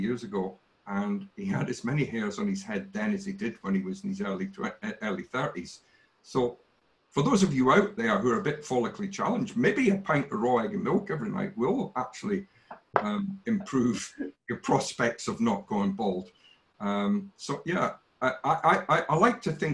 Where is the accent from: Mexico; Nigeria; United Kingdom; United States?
United Kingdom; near Glasgow, Scotland; I grew up in a place called Kilkeggy, and not many people will know that, but it's about 17 miles out of Glasgow